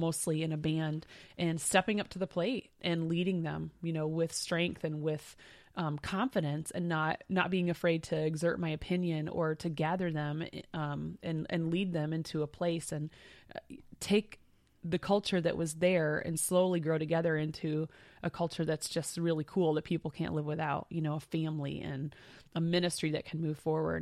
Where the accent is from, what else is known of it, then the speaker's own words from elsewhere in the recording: Michigan, United States; And we're two sisters. We grew up in Michigan.